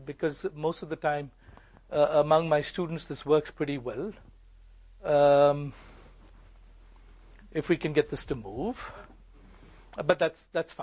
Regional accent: India; I grew up in India. I grew up with this.

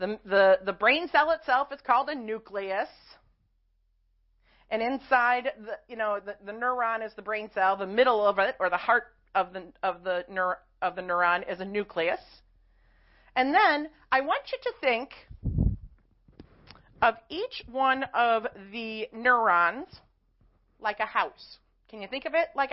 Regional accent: Chicago, Illinois, United States; I'm also from Chicago, so I talk kind of fast

